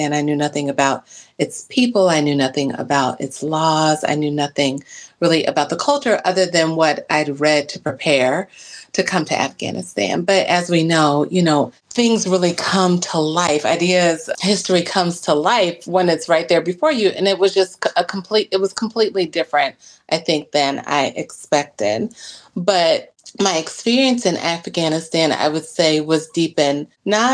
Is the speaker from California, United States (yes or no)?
no; Cincinnati, Ohio, United States; moved away as an adult; also born or lived in Mississippi; now in Milwaukee, United States; I'm not from Milwaukee. I grew up in Ohio and Mississippi, and I came to Milwaukee in 1998